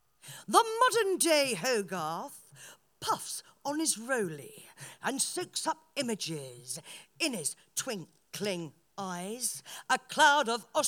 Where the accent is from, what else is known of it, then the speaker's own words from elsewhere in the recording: Paris, Île-de-France, France; born there; I was born in Paris, and I've always been influenced by salons